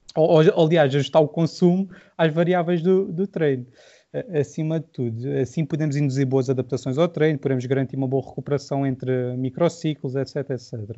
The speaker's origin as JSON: {"language": "Portuguese", "town": "Silves", "region": "Algarve", "country": "Portugal", "said": "sou do Algarve, sou de Silves, vocês vão reparar possivelmente pelo sotaque mais marcado."}